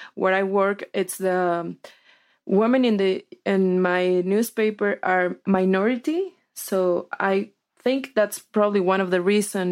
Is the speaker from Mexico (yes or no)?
yes; Sinaloa, Mexico; I'm from Sinaloa